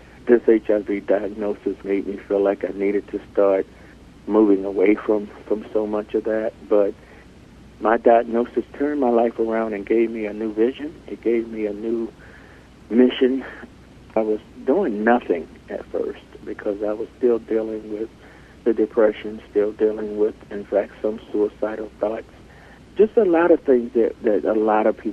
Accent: Alexandria, Virginia, United States; I was born and raised here in Northern Virginia in the city of Alexandria.

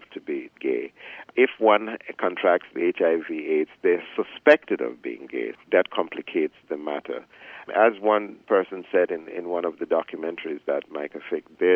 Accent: Jamaica; moved away as an adult; I grew up in Jamaica. Most of my young adult life was spent in Jamaica

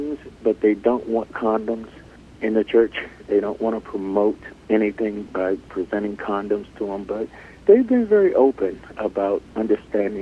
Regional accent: Alexandria, Virginia, United States; I was born and raised here in Northern Virginia in the city of Alexandria.

